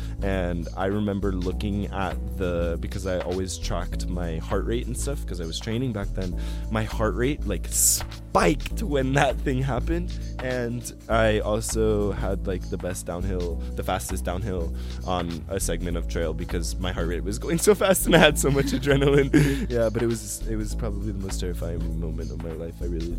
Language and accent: English; Flagstaff, Arizona, United States; And we were doing that up the main mountain in my hometown Flagstaff, Mount Eldon.